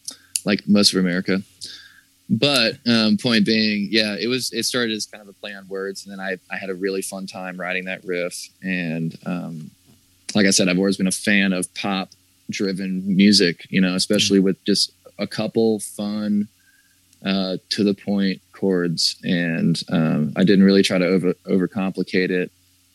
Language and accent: English; the South, United States; That's kind of about growing up in the South and, you know, growing up and like, you know, like hearing that whole thing, like sweet little country boy kind of stuff.